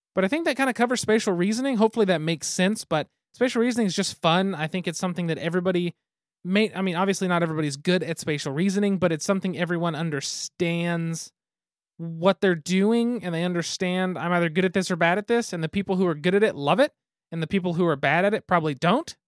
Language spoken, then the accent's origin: English; Oklahoma, United States; especially me, come from a small town in Oklahoma.